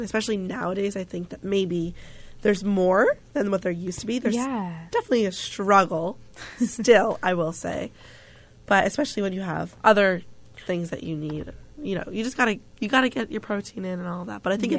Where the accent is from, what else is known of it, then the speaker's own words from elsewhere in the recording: New Jersey, United States; my home state, New Jersey.